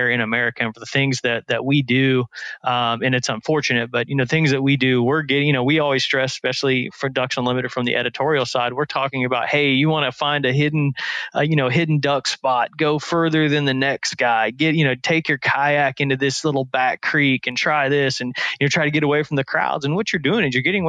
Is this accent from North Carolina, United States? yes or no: no; Indiana, United States; I grew up in Indiana and running around the bottomlands of the Wabash River